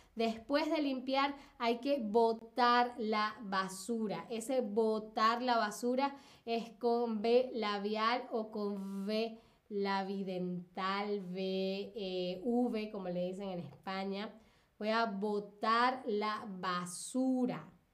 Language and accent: Spanish; Venezuela; yo soy de Venezuela, Latinoamérica